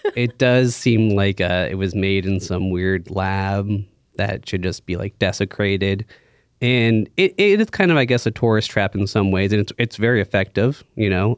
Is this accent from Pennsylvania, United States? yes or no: yes; Pittsburgh, Pennsylvania, United States; I grew up in the North Hills here in Pittsburgh